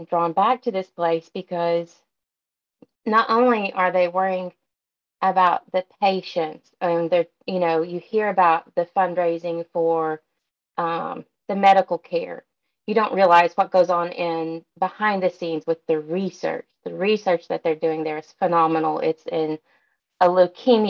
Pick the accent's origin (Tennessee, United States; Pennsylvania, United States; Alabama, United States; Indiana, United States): Tennessee, United States; Dandridge; moved away as an adult; now in Memphis, United States; I'm from like a small town called Dandridge